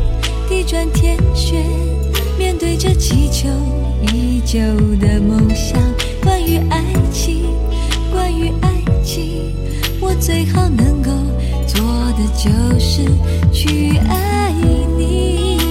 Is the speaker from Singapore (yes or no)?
yes; Singapore; 我是来自新加坡的